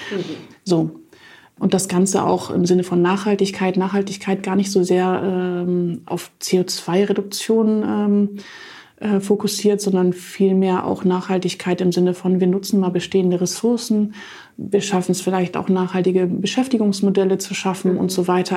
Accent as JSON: {"language": "German", "town": "Jena", "region": "Thuringia", "country": "Germany", "tie": "born or raised there", "also_born_or_lived": "Stralsund", "moved": "as an adult", "lives_now": "Hamburg, Germany", "said": "in meiner Heimatstadt Jena"}